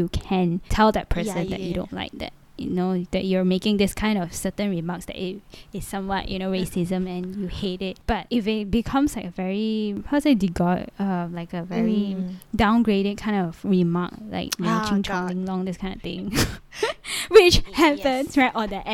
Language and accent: English; Malaysia; moved away; I'm from Malaysia